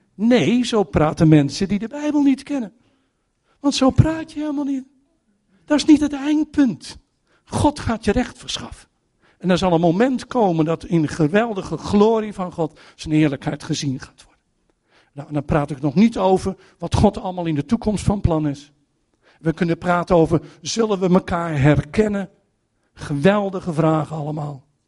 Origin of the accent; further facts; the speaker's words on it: Netherlands; als Nederlanders